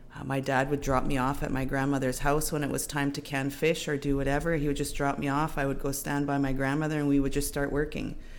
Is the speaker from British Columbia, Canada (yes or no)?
yes; Seabird Island First Nation, British Columbia, Canada; I'm from Seabird Island um, First Nation, born and raised